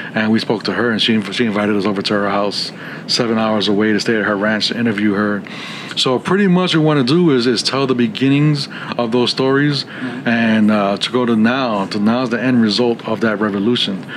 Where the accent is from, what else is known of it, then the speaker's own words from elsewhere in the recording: New York, United States; moved away as an adult; now in San Antonio, United States; I'm Puerto Rican, and I'm from New York